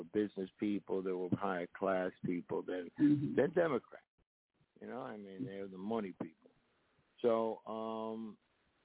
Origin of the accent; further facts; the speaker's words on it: New York City, New York, United States; also born or lived in Southern California / south of France; now in Puerto Rico; being born in Puerto Rico, growing up in the South Bronx, moving to Southern California, and working in the south of France